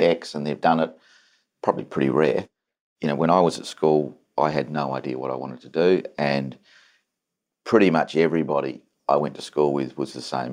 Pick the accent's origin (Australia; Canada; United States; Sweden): Australia; Adelaide, South Australia; I'm an idiot from Adelaide.